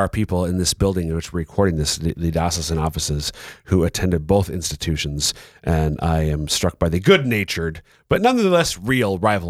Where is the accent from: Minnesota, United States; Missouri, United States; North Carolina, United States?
Minnesota, United States; But I'm being from Minnesota, we don't have the closest it comes, I think, intrastate rivalry is hockey between the University of Minnesota, the Golden Gophers, and the Bulldogs of UMD.